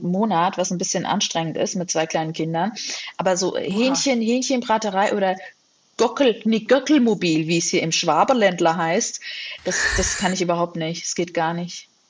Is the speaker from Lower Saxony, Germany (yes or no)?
no; Hesse, Germany; also born or lived in United States; Und mein Bruder und ich, wir sind in Deutschland geboren und aufgewachsen